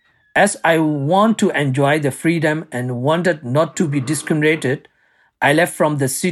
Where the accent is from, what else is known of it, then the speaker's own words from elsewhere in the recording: Yangon, Yangon Region, Myanmar; moved away as an adult; also born or lived in Rakhine State, Myanmar; now in Germany; I left from Myanmar 20 years ago, in 2001. I was born in a town in Rakhine State, but I was raised in Rangoon, former capital of Myanmar.